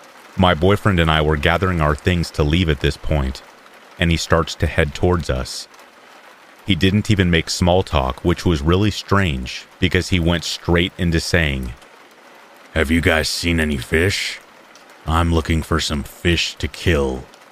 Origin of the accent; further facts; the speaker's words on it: New Zealand; I am from Aotearoa, New Zealand. We do have the odd missing person or scary case, but it's otherwise safe here, and not much happens.